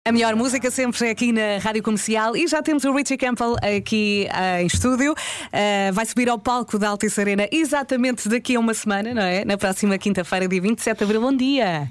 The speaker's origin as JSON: {"language": "Portuguese", "region": "Lisbon", "country": "Portugal", "tie": "born or raised there", "also_born_or_lived": "Vila Franca de Xira", "said": "Eu nasci em Lisboa, depois, eh, fui para a periferia"}